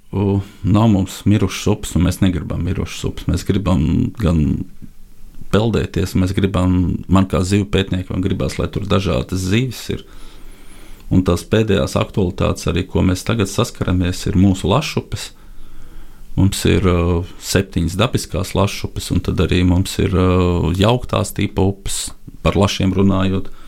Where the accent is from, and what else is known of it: Latvia